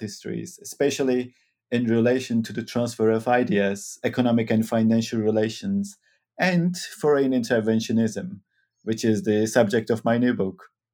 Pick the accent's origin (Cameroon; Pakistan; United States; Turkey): Turkey; also born or lived in Manchester, United Kingdom; now in Utrecht, Netherlands; I'm originally from Turkey, now living in Utrecht in the Netherlands